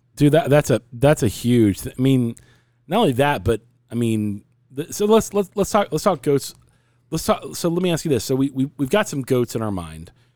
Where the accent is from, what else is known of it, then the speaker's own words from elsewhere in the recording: United States; I'm American